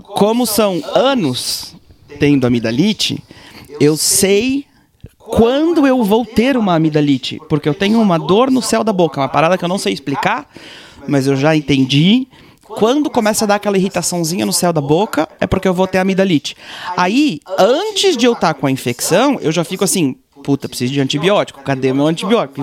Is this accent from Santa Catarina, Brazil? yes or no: yes; Blumenau, Santa Catarina, Brazil; moved away; also born or lived in Israel; que sou israelense, mas sou brasileiro, cresci no Brasil e tal. No Brasil tem inverno, eu morava em Blumenau